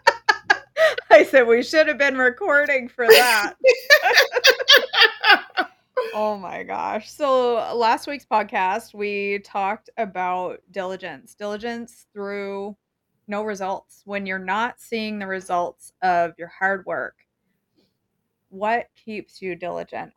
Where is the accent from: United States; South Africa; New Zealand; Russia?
United States; Maine; I'm from Maine